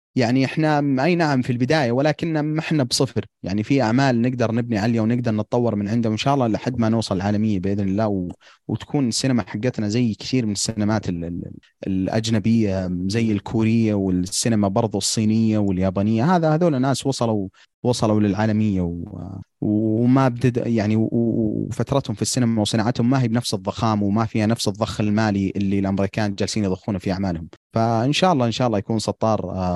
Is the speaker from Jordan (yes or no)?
no; Saudi Arabia; احنا سعوديين